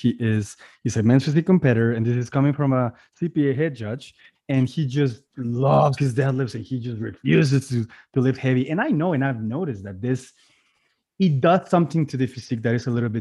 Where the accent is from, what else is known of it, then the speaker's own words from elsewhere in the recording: Mexico; moved away; I'm originally from Mexico.